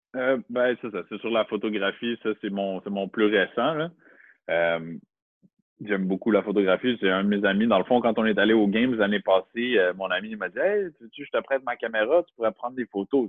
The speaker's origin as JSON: {"language": "French", "town": "Montreal", "region": "Quebec", "country": "Canada", "tie": "born or raised there", "also_born_or_lived": "North Shore (Rive-Nord), Quebec", "moved": "as an adult", "lives_now": "Rive-Nord, Canada", "said": "Je viens de Montréal. Je suis né à Montréal. J'ai vécu 23 ans à Montréal."}